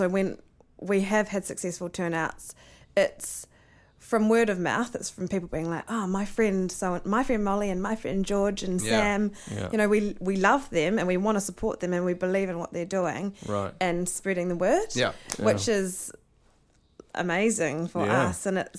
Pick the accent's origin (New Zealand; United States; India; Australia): New Zealand; Devonport, Auckland; I grew up in Devonport on the other side of the Harbour Bridge.